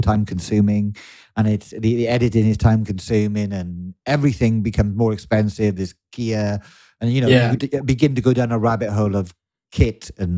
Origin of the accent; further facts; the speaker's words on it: Wales, United Kingdom; accent: Welsh; 20 years. I'm almost losing my Welsh accent.